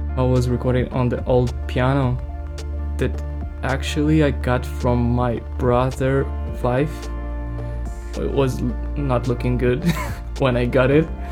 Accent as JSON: {"language": "English", "country": "Ukraine", "second_language": "English", "said": "I'm music producer from Ukraine"}